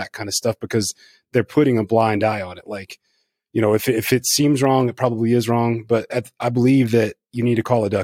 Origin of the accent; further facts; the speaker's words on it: Northeast Louisiana, United States; I was raised in Northeast Louisiana